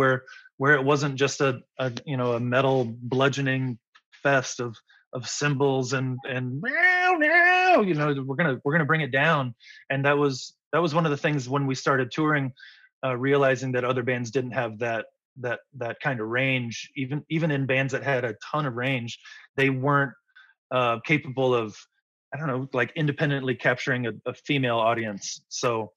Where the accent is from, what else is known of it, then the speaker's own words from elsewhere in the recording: Midwest, United States; moved away as an adult; also born or lived in Indianapolis, Indiana / Florida / Alabama / Missouri; now in California, United States; we were used to snowy driving growing up in the Midwest